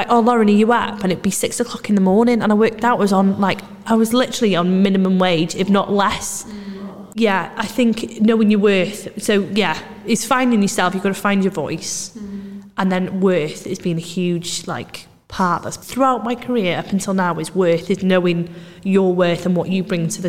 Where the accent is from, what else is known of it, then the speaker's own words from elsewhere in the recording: Anglesey, Wales, United Kingdom; moved away as an adult; also born or lived in Manchester; I moved back to Anglesey to home